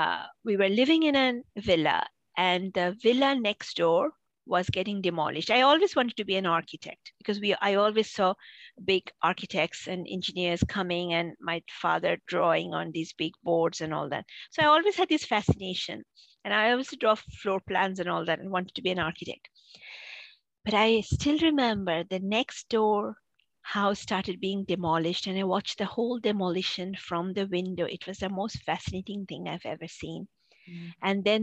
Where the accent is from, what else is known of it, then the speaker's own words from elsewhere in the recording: Boston, Massachusetts, United States; I grew up in Boston.